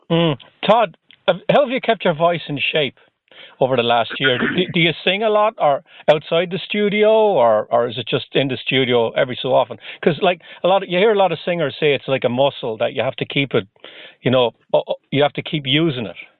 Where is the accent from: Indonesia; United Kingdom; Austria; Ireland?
Ireland; now in Boston, United States; I'm originally from Ireland, though, where we don't get much snow at all